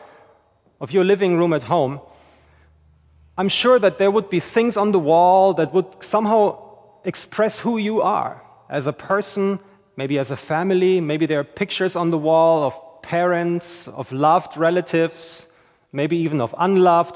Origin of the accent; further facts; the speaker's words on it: Germany; also born or lived in St. Johns County, Florida; now in Florida, United States; I'm originally from Germany